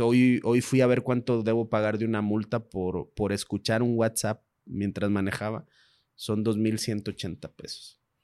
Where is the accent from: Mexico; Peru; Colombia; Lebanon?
Mexico; Como mexicanos